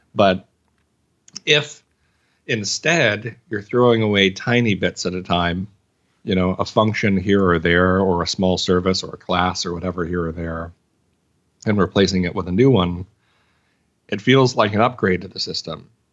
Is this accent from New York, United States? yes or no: no; Arkansas, United States; I'm from Arkansas